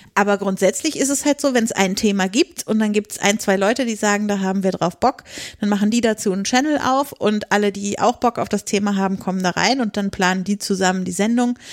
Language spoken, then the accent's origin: German; northeast Lower Saxony, Germany; ich komme aus der Nähe von Hamburg, also aus Nordosten Niedersachsen